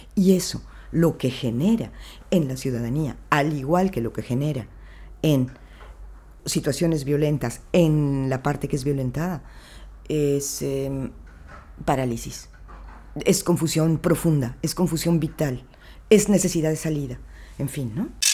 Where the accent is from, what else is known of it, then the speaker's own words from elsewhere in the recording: Mexico; viniendo de donde vengo, ¿no? O sea, de México